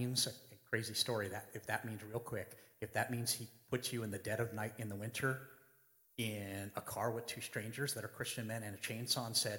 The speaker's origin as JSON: {"language": "English", "country": "United States", "said": "As an American"}